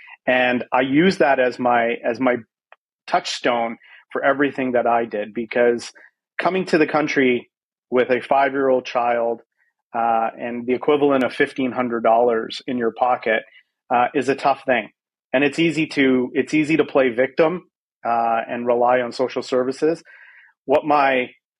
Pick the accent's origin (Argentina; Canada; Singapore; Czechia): Canada; Vancouver, British Columbia; moved away as an adult; also born or lived in South Africa; now in San Francisco, United States; I was at the age of 5 and I grew up in Vancouver, which I like to call home, although I do live in San Francisco today.